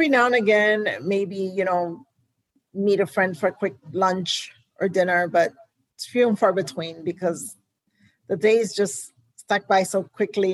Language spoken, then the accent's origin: English; Houston, Texas, United States; also born or lived in New York; Houston is my hometown.